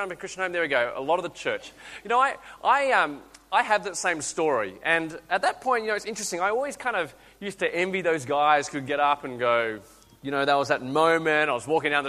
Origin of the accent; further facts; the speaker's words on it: Australia; accent: Aussie; So you listen to my accent, I sound Aussie, I feel Aussie, I can't speak Chinese, I actually can't. So I'm actually really Aussie